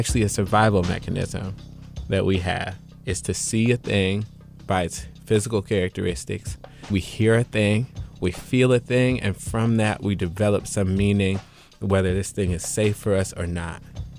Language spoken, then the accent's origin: English; Chapel Hill, North Carolina, United States; I'm from Chapel Hill, North Carolina, as I said